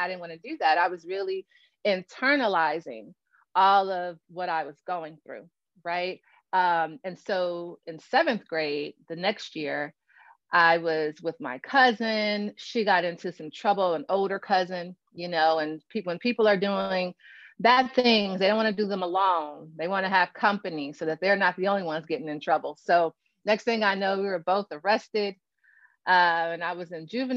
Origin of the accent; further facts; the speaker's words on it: Gary, Indiana, United States; also born or lived in San Antonio, Texas; now in Valparaiso, Indiana, United States; I'm originally from Gary, Indiana. And so Gary, Indiana, right outside of Chicago, when I grew up there